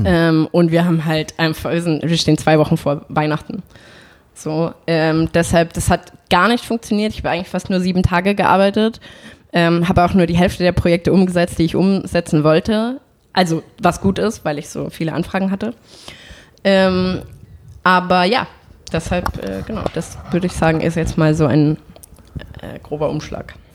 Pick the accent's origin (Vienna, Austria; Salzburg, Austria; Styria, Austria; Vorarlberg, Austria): Salzburg, Austria; moved away as an adult; now in Berlin, Germany; ich bin in Salzburg aufgewachsen